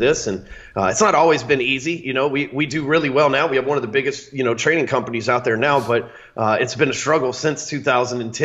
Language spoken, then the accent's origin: English; Dallas, Texas, United States; based out of Dallas, Texas, born and raised here.